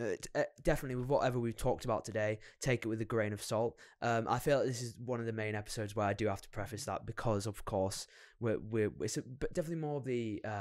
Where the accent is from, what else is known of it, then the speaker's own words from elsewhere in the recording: England, United Kingdom; And we're very English in the fact that we say sorry for everything, so we're constantly doubting ourselves.